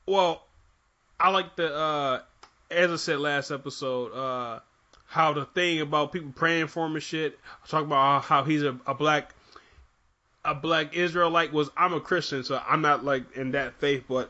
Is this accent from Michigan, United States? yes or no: yes; Michigan, United States; even though I'm from Michigan